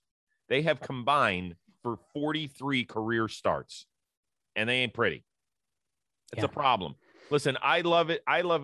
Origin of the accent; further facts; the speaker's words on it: Cleveland, Ohio, United States; my hometown of Cleveland, Ohio.